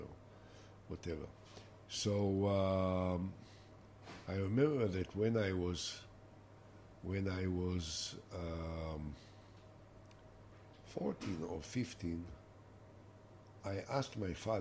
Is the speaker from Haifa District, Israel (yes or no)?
yes; Binyamina, Haifa District, Israel; I grew up in a small township in Binyamina